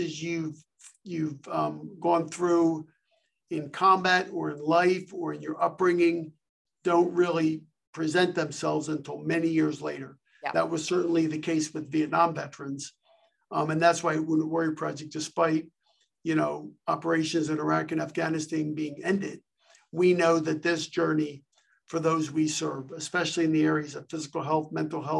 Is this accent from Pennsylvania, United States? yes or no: yes; Philadelphia, Pennsylvania, United States; I'm from Philly, so I'm a sports fan